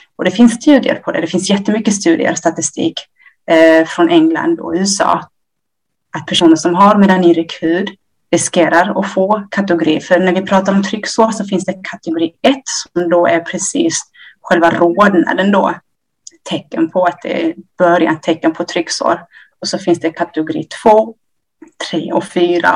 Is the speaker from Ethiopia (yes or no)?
yes; Ethiopia; now in Sweden; jag är från Etiopien. Vi eh, kom till Sverige 1990.